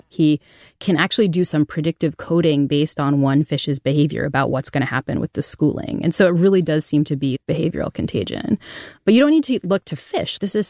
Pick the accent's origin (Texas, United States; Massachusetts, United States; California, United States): Massachusetts, United States; New Bedford; accent: New Bedford accent; I grew up in New Bedford, Massachusetts, and had what to the uninitiated would sound like a terrible Boston accent.